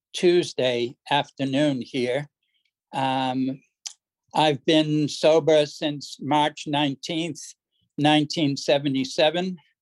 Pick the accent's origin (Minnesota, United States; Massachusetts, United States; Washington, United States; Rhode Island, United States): Massachusetts, United States; Boston; moved away as an adult; also born or lived in California / Sydney, Australia; now in Canberra, Australia; I grew up in Boston.